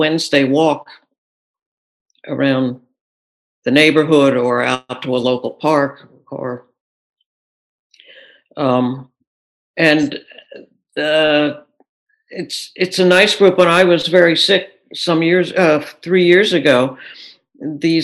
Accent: Philadelphia, Pennsylvania, United States; now in Minneapolis, United States; growing up in the Philadelphia area

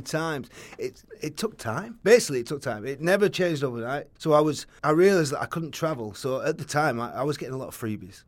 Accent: Oldham, North West England, United Kingdom; moved away as an adult; I'm from Oldham, so I used to just get into Saddleworth and start hiking

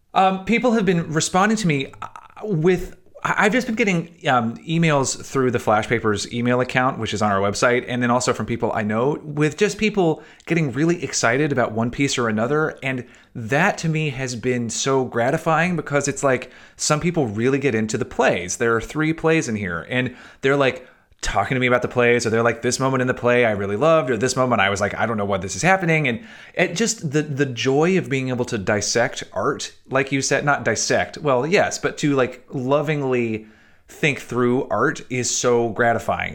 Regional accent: Chattanooga, Tennessee, United States; moved away; When I was growing up in Chattanooga, Tennessee

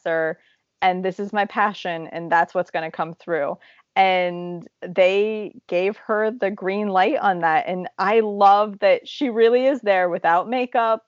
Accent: Zanesville, Ohio, United States; my hometown of Zanesville, Ohio

